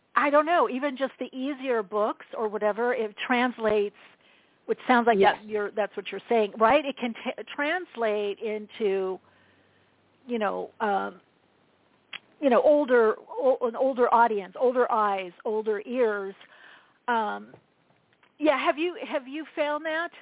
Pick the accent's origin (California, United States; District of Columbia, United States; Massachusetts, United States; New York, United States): California, United States; Southern; also born or lived in Europe; I'm from Southern California, near the beach